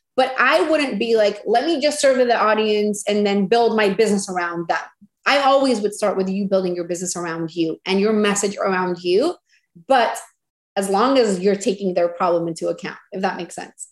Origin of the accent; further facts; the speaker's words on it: Venezuela; moved away as an adult; now in United States; And then in 2015, we came to the US. I'm originally from Venezuela